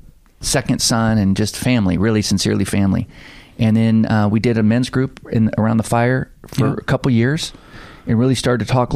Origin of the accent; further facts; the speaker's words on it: Oakland, California, United States; moved away as an adult; also born or lived in Hayward, California; now in Santa Cruz, United States; I was born here in Westside, King Street. And then in 63, 65, my dad moves the family to Oakland. So I was raised in Oakland. Mm-hmm. And then Hayward.